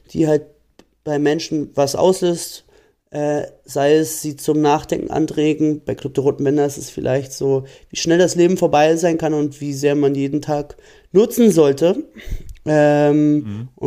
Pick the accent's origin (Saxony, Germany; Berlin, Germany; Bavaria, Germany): Berlin, Germany; Und ich wohne zum Beispiel ganz am Rand von Berlin, wo ich aufgewachsen bin.